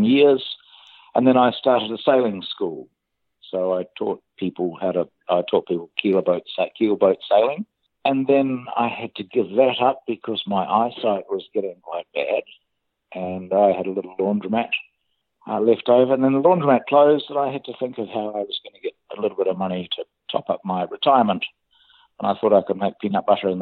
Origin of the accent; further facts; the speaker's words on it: Auckland, New Zealand; moved away as an adult; also born or lived in Wellington; now in Nelson, New Zealand; I was born in Wellington. I grew up at Auckland and then I moved to Nelson 24 years ago. So I live in Nelson now.